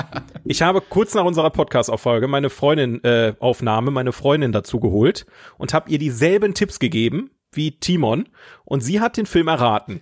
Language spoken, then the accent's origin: German; Oberhausen, North Rhine-Westphalia, Germany; in Oberhausen gelebt, wo ich herkomme.